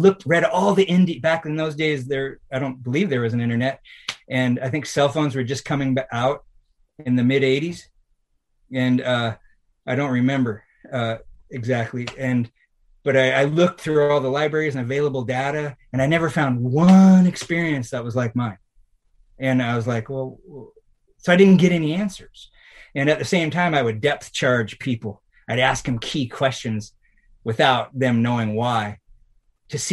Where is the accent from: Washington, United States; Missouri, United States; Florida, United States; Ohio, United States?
Washington, United States; it was in my hometown